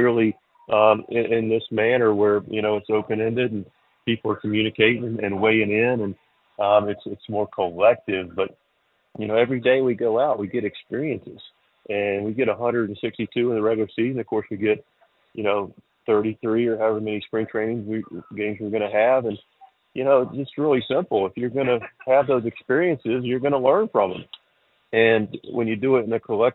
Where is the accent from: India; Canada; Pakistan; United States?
United States; Charlotte, North Carolina; now in Eastern North Carolina, United States; I grew up in Charlotte without a real love for country music at all, and now I'm in Eastern North Carolina